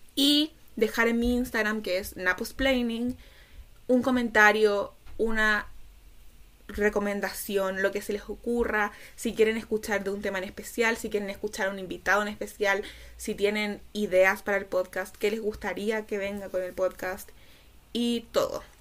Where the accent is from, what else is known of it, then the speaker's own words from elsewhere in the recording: Chile; Soy chilena y autista